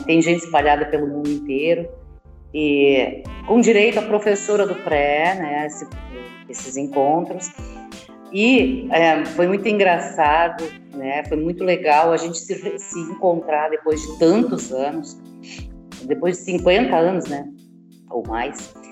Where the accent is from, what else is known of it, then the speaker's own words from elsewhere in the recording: Estrela, Rio Grande do Sul, Brazil; Sou natural de Estrela, no Rio Grande do Sul